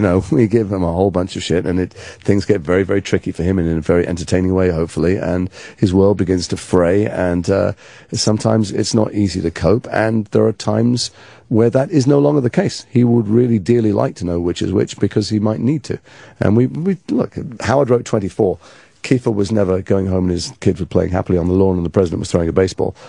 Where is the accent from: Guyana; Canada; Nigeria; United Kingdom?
United Kingdom; Liverpool, North West England; accent: northern; moved away; I'm from Liverpool originally, and so that was my natural accent